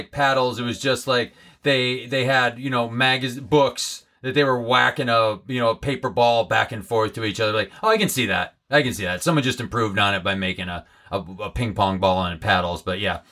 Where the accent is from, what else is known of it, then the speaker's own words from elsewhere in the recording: Holyoke, Massachusetts, United States; my hometown of Holyoke, Massachusetts.